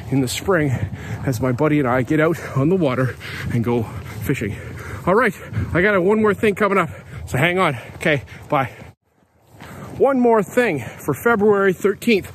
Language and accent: English; Canada; I'm a Canadian. I'm here in British Columbia.